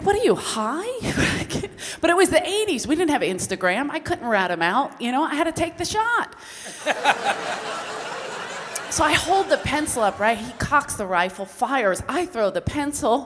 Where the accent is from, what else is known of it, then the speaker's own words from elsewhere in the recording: Philadelphia, Pennsylvania, United States; now in Los Angeles, United States; I'm from South Philly.